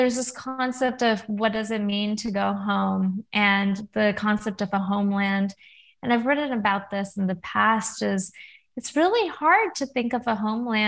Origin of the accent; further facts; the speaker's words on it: California, United States; also born or lived in Oregon; I grew up in California